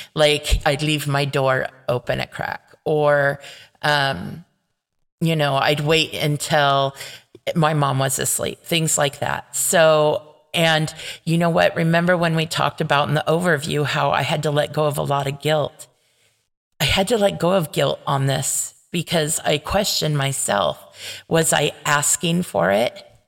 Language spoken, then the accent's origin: English; Paramount, California, United States; where I grew up in Paramount